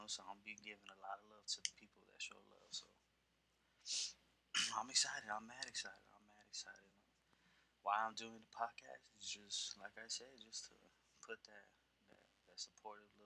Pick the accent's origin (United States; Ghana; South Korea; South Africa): United States; San Antonio, Texas; I'm from Texas, from San Antonio, the South Side